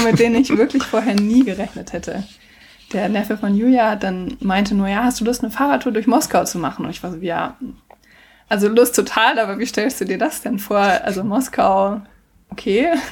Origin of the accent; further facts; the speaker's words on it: Germany; ich als Deutsche